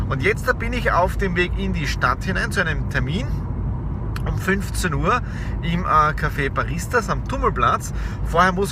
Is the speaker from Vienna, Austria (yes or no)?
no; Tyrol, Austria; now in Graz, Austria; Ich komme ursprünglich aus Osttirol, bin auch seit sechs Jahren in Graz